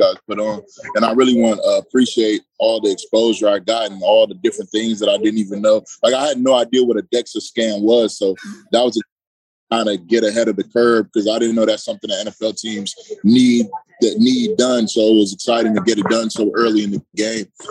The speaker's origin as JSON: {"language": "English", "town": "Detroit", "region": "Michigan", "country": "United States", "tie": "born or raised there", "said": "My parents are Nigerian, but I was born and raised in Detroit"}